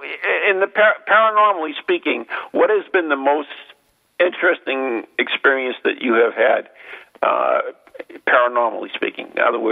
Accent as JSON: {"language": "English", "region": "New England", "country": "United States", "also_born_or_lived": "New Hampshire area", "said": "Oh, we're from New England."}